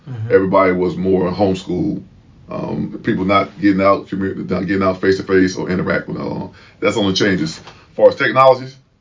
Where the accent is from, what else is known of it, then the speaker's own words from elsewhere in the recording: Chester, Pennsylvania, United States; moved away as an adult; from a town called Chester, Pennsylvania.